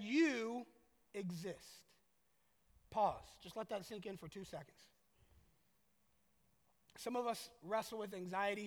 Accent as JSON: {"language": "English", "town": "Orlando", "region": "Florida", "country": "United States", "said": "I'm from Orlando"}